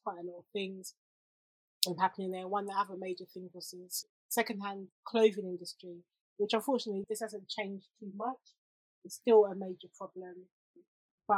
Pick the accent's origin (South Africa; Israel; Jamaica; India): Jamaica; being a Jamaican girl